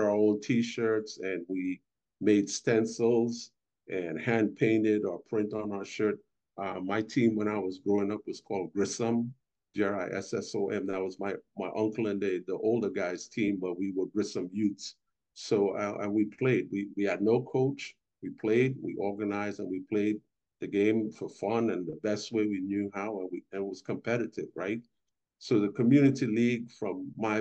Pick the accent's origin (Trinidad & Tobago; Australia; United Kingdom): Trinidad & Tobago; Port of Spain; now in United States; I'm originally from Trinidad and Tobago, Port of Spain, capital city. I'm from the inner city